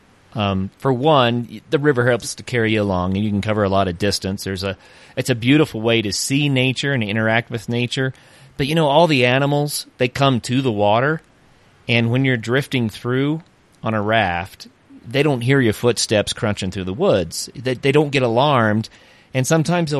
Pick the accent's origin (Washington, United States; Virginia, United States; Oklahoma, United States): Oklahoma, United States; Tahlequah; I grew up in Tahlequah, Oklahoma